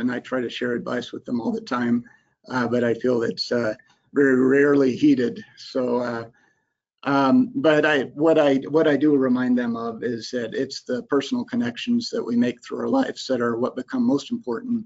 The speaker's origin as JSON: {"language": "English", "region": "Florida Panhandle", "country": "United States", "tie": "born or raised there", "moved": "yes", "said": "I grew up in the Florida Panhandle"}